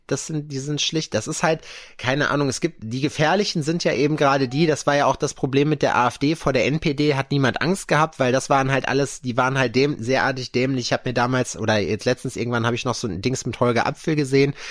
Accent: Lüdenscheid, North Rhine-Westphalia, Germany; now in Jena, Germany; den Lüdenscheid da hinten die, ist, äh, die Ecke, wo ich herkomme

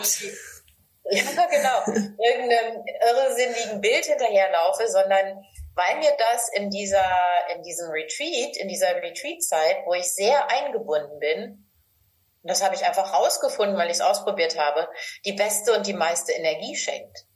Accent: Northern Germany, Germany; Ich komme aus Norddeutschland

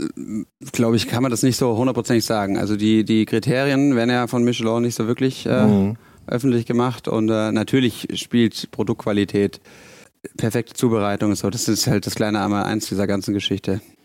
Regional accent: Bavaria, Germany; moved away as an adult; now in Hamburg, Germany; ich bin zwar in Bayern geboren und aufgewachsen, aber meine Mama ist aus Hessen, von dem her Haben wir nie so bayerisch daheim gesprochen

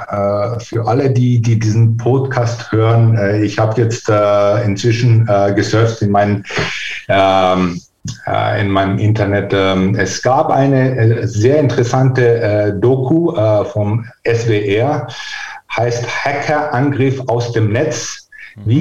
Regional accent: Greece; also born or lived in Vienna, Austria; Nee, ich bin tatsächlich äh, Österreicher in Wien geboren.

